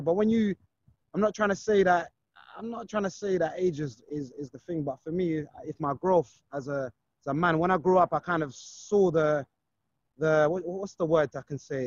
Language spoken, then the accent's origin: English; London, United Kingdom; I grew up in Brixton